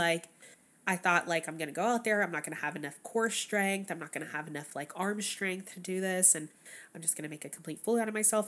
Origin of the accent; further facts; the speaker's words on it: Texas, United States; moved away; I grew up in Texas